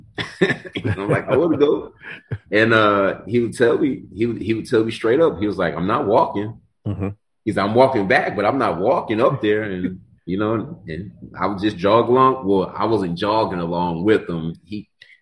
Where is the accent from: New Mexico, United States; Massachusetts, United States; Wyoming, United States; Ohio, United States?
Ohio, United States; Warrensville Heights; I'm originally from Warrensville Heights, Ohio.